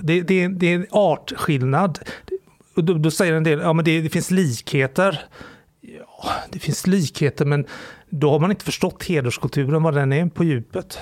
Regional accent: Sweden; jag är framförallt kulturellt extremt kristen. Som alla svenskar är

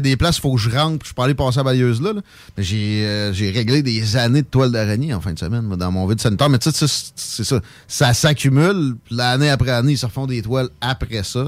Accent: Saint-Nicolas, Quebec, Canada; Je viens de Saint-Nic village.

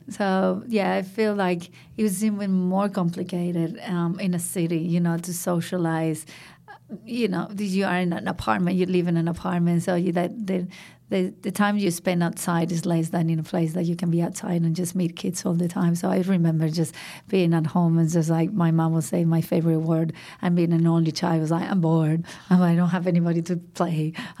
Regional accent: Madrid, Community of Madrid, Spain; So I grew up in Madrid, which is the capital of Spain, a big city, and in the center of Madrid.

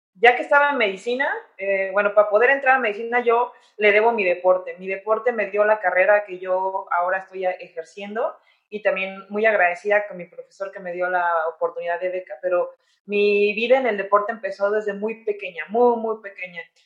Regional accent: San Luis de la Paz, Guanajuato, Mexico; moved away as an adult; also born or lived in Querétaro / Chicago / Spain; now in Mexico City, Mexico; yo soy originaria de San Luis de la Paz, Guanajuato

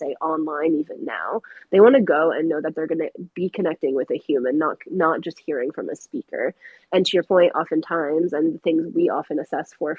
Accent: New Hampshire, United States; I grew up in New Hampshire, which is not super far from Boston, about 1 hour.

